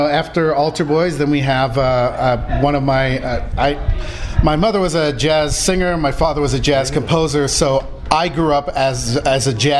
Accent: Los Angeles, California, United States; I was born and raised in LA. I love LA.

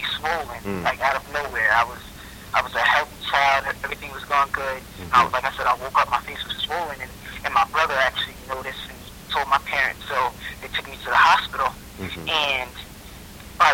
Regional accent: Scotch Plains, New Jersey, United States; also born or lived in Newark, New Jersey; I was born in Newark, New Jersey, but raised in Scotch Plains, New Jersey. That's my home, Scotch Plains

